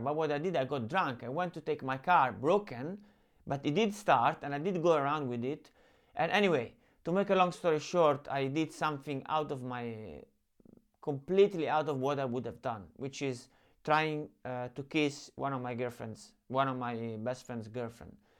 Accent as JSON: {"language": "English", "town": "Rome", "region": "Lazio", "country": "Italy", "tie": "born or raised there", "said": "I grew up in Rome"}